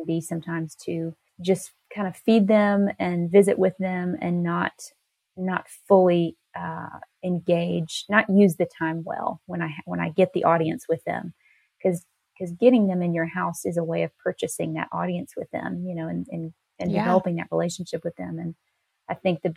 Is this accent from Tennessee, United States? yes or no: yes; Nashville, Tennessee, United States; moved away as an adult; I grew up more in the Nashville area, but I moved to this little town when I was a young adult